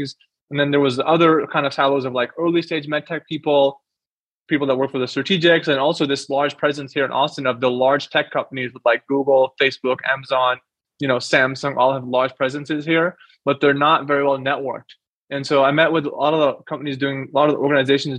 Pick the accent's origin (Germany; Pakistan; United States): Pakistan; moved away; I'm from Pakistan